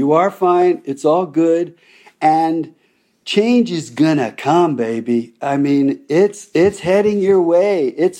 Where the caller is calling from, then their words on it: Chapel Hill, North Carolina, United States; My home is in Chapel Hill, North Carolina.